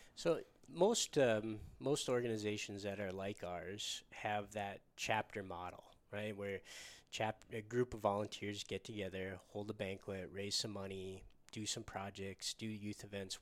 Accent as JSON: {"language": "English", "region": "Michigan", "country": "United States", "tie": "born or raised there", "moved": "yes", "said": "my home state of Michigan"}